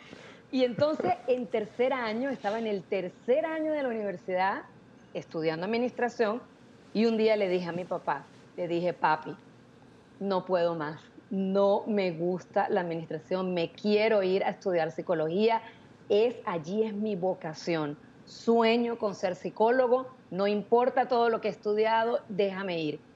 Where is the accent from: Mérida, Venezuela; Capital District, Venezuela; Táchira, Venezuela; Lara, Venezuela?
Táchira, Venezuela; San Cristóbal; moved away as an adult; also born or lived in Táriba, Venezuela; now in Miami, United States; yo soy venezolana, soy de San Cristóbal, estado Táchira. Em, me vine para Miami hace 19 años ya, pero nací en ese pueblito